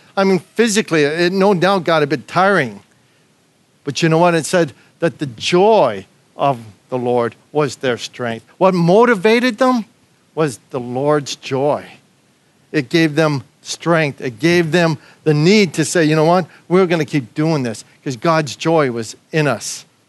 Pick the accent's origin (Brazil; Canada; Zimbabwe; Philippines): Canada; moved away as an adult; now in Australia; me as a Canadian